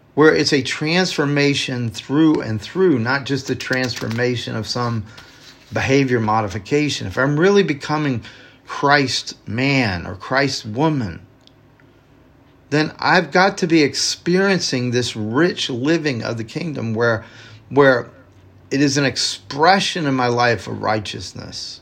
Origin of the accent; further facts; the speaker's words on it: the South, United States; growing up in the South